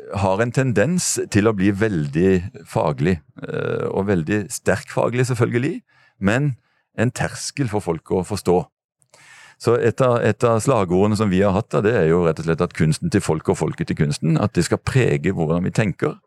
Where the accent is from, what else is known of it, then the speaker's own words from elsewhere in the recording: Kristiansand, Agder, Norway; fra der jeg kommer fra, fra Dyreparken